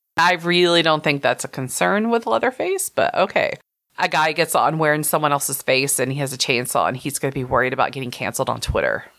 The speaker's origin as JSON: {"language": "English", "region": "Texas", "country": "United States", "said": "I'm Texan"}